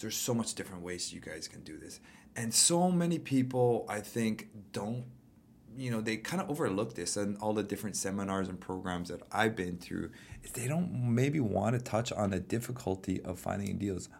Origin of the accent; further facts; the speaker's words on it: Hawaii, United States; I'm born and raised in Hawaii